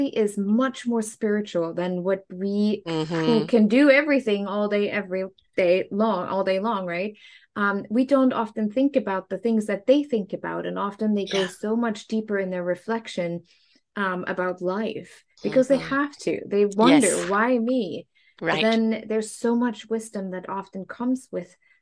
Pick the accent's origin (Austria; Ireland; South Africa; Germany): Germany; moved away; I grew up in Germany